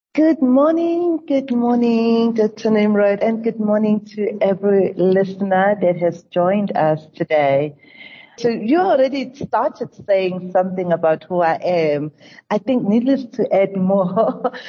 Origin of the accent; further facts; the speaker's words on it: South Africa; as a South African